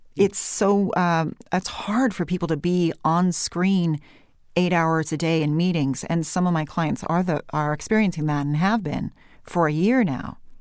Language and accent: English; California, United States; I came back to California, and after a while, I thought, you know what, this is my accent. I'm going to have some vocal fry. I am going to have rising intonation, which in the corporate world we call uptalk, mm-hmm. because that's where I'm from